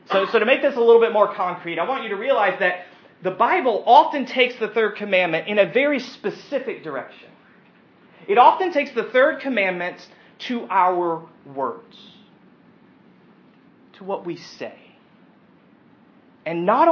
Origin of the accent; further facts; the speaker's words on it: United States; we as American Christians